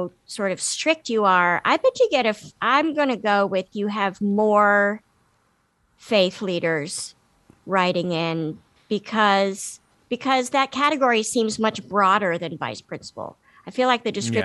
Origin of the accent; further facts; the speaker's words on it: Washington, District of Columbia, United States; I grew up in Washington, D.C.